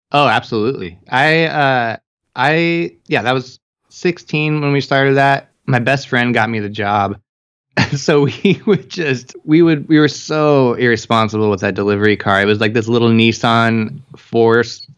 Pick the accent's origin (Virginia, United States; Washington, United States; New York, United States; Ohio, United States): Washington, United States; Longview; growing up around Longview